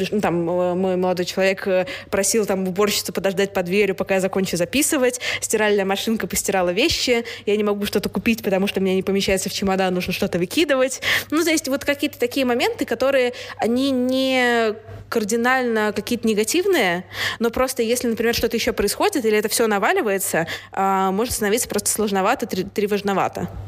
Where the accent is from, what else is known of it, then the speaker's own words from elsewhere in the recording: Saint Petersburg, Russia; moved away as an adult; also born or lived in United Kingdom; Я выросла в Петербурге